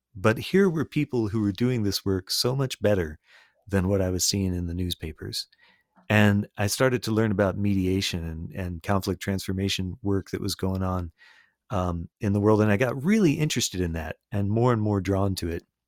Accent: Sarasota, Florida, United States; first language English; I grew up in Sarasota, Florida

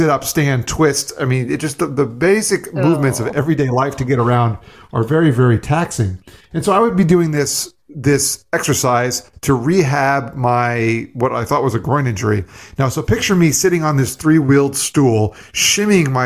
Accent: South Florida, United States; also born or lived in New York; I grew up in South Florida for the most part. I was actually born in New York and moved down here when I was 3, still live here now.

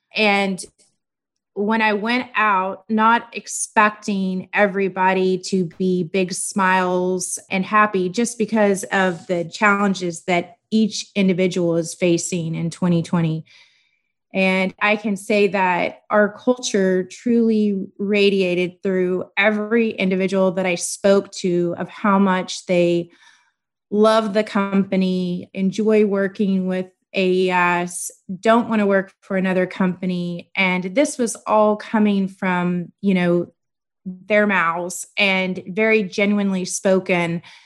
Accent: Corpus Christi, Texas, United States; also born or lived in Kingsville, Texas / College Station, Texas; I am from Corpus Christi, or that is where I grew up. I was born in Kingsville, Texas, and then we moved for me to start school

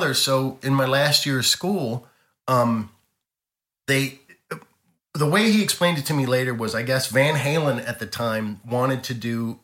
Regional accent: Baltimore, Maryland, United States; moved away; also born or lived in Las Vegas; being from Baltimore

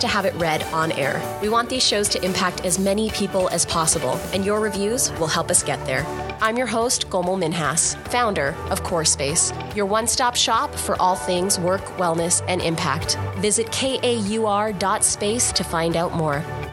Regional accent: Grande Prairie, Alberta, Canada; I grew up in Grand Prairie, Alberta

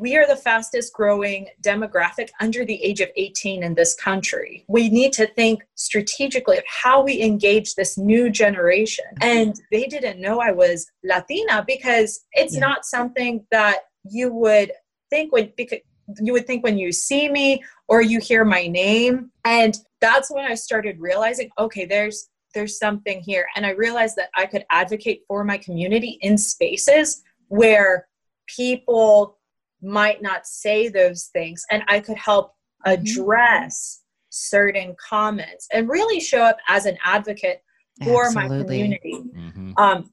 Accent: Dahlonega, Georgia, United States; I grew up in Dahlonega, Georgia, in a small town

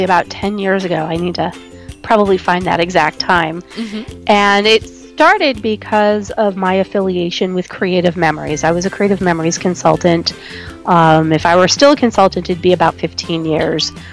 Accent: New England, United States; moved away; I grew up in New England, in the New England area in the United States.

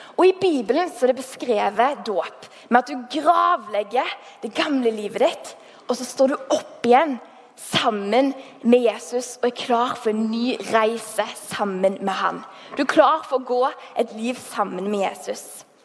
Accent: Haugesund, Rogaland, Norway; accent: Haugesund dialect; jeg er fra Haugesund. Um, har holdt på dialekten som bare det

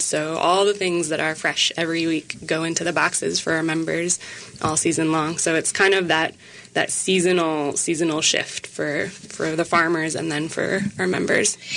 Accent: Minneapolis, Minnesota, United States; now in Wabasha, United States; I grew up in the Twin Cities, so it feels like coming home

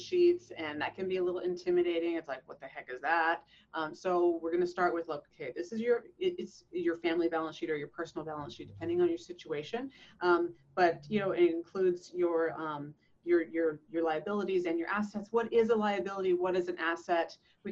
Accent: Canada; now in San Diego, United States; I moved from Canada. I'm a Canadian

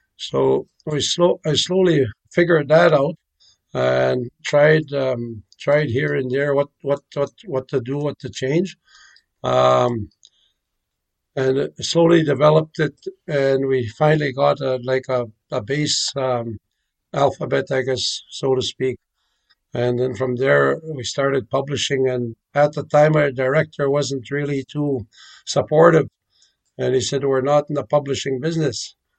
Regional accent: Île-à-la-Crosse, Saskatchewan, Canada; I'm from Isle of Cross. I grew up here

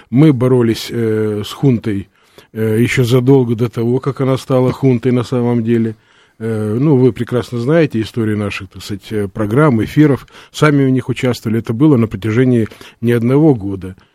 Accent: Odesa, Odesa Oblast, Ukraine; Ну, вы знаете, э, все-таки мы одесситы, и в данном случае Одесситу, как мне кажется, всегда свойственно некое умение предвидеть э, обстоятельства

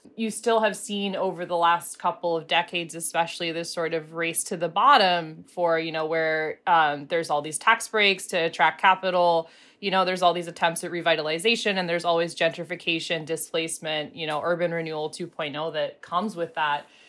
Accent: Pittsburgh, Pennsylvania, United States; I grew up in Pittsburgh

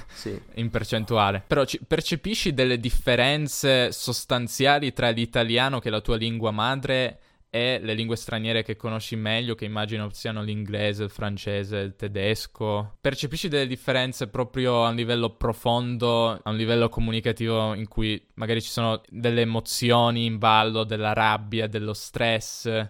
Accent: Italy; siamo entrambi italiani

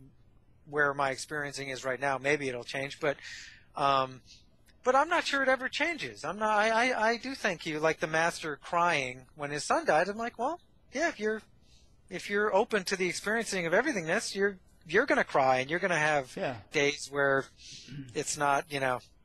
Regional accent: New England, United States; I'm from New England

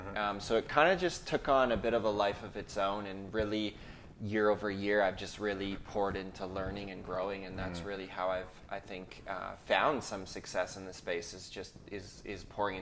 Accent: Ontario, Canada; now in British Columbia, Canada; we came from Ontario to British Columbia. My dad planted this church back in 2002.

